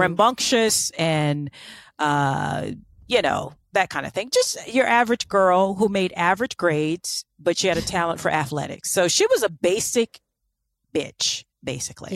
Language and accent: English; Florida, United States; I'm from Florida